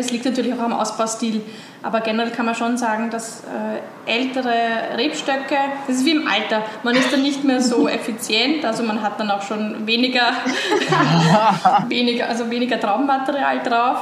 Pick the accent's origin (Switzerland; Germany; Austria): Austria; Weinviertel, Lower Austria; ich komme aus dem Weinviertel. Das ist äh, nördlich von Wien